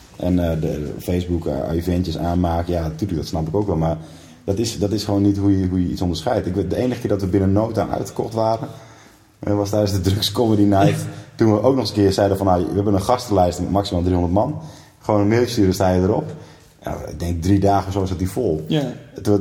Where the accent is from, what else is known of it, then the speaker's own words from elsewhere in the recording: northern Groningen, Netherlands; moved away; het dorp waar ik vandaan kom, in Noord-Noord-Groningen